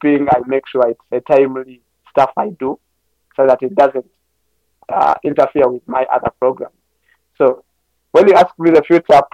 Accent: Uganda; for us as Ugandans

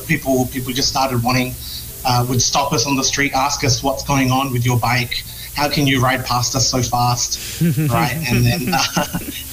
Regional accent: Australia; moved away as an adult; now in Philippines; I'm from Australia

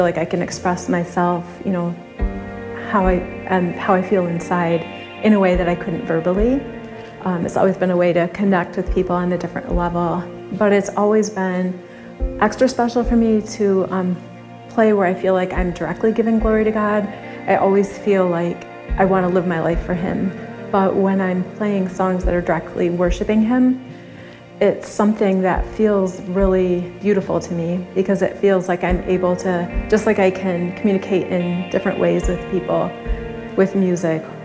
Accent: Greenville, United States; we're from Greenville area

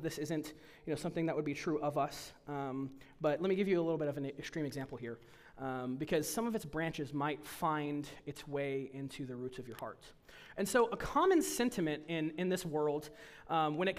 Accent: United States; as American Protestants, evangelicals

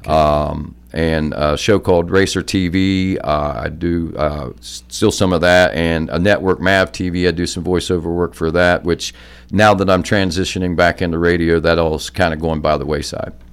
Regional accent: Jackson, Ohio, United States; accent: Southern Ohio redneck; also born or lived in Williamson, West Virginia; I was raised in Jackson. Um, my uh, family, uh, we, we, I was born in Williamson, West Virginia, down in the coal fields. My father was a coal miner

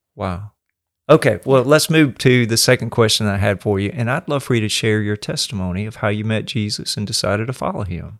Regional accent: the South, United States; I grew up in the South

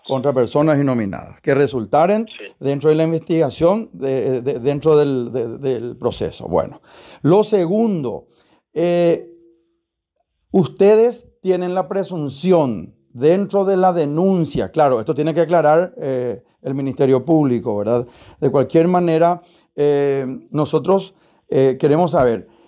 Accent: Paraguay; como paraguayo

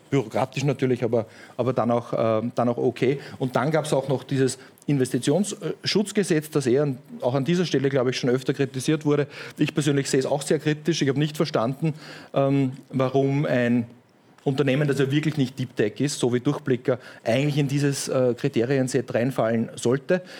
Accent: Upper Austria, Austria; aber ich war ähm, als Oberösterreicher quasi ähm, bei, einer, bei einer lokalen Bank

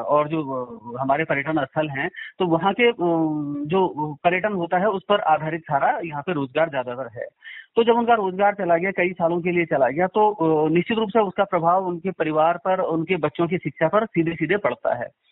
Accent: Kedar valley, Uttarakhand, India; मैं तो यहीं का रहने वाला हूं

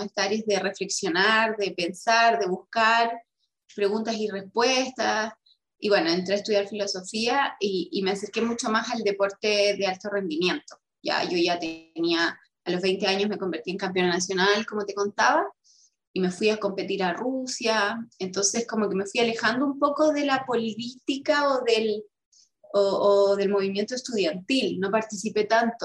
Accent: Rengo, O'Higgins, Chile; soy renguina, nací en Rosario, en una localidad de la comuna de Rengo, en la sexta región

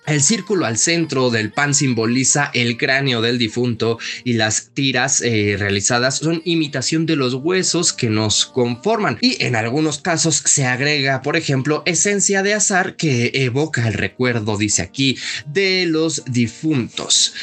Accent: Mexico; como mexicanos no perdamos nuestras tradiciones

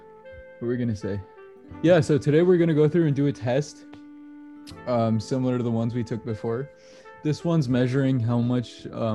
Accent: Chicago, Illinois, United States; I grew up in Chicago.

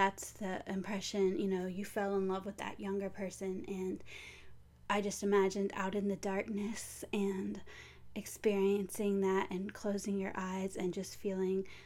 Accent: Pensacola, Florida, United States; Pensacola, where I live

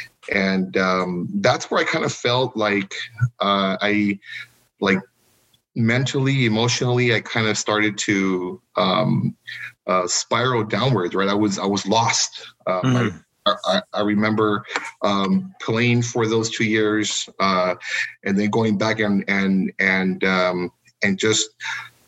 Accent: Edcouch, Texas, United States; also born or lived in Weslaco, Texas; I was born in Westaco, right? But I was raised in Edcal, Chelsea

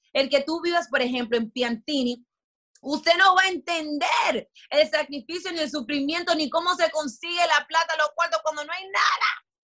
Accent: Miami, Florida, United States; moved away; also born or lived in Dominican Republic; yo sí nací y en Miami

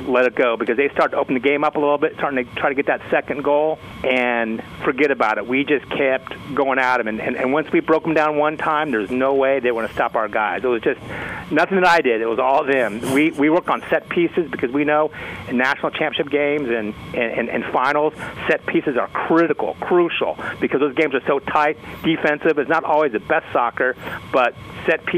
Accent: San Jose, California, United States; moved away as an adult; now in Dallas, United States; I grew up in San Jose, California

